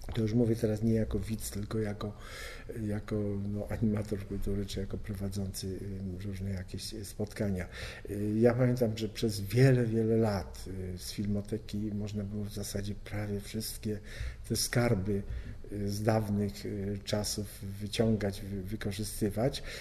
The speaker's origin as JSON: {"language": "Polish", "town": "Poznań", "region": "Greater Poland", "country": "Poland", "tie": "born or raised there", "said": "tam, gdzie się urodziłem, czyli w Poznaniu"}